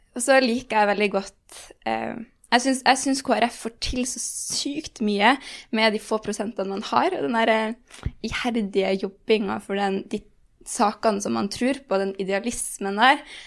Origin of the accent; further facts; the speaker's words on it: Bodø, Nordland, Norway; now in Oslo, Norway; jeg er veldig fra Bodø